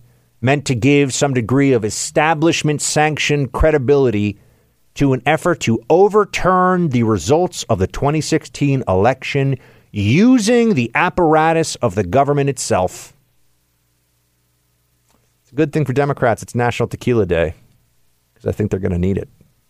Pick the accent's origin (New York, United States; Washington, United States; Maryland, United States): New York, United States; I'm a New Yorker.